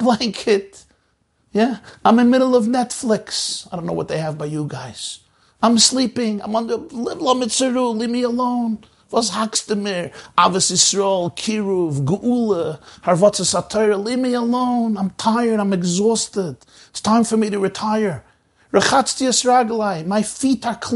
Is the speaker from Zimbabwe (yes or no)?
no; United States; I grew up in the United States of America